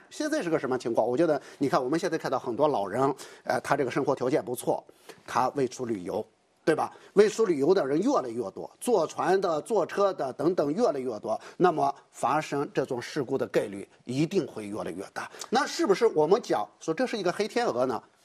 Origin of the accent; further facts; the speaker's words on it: northern China, China; 我是北方人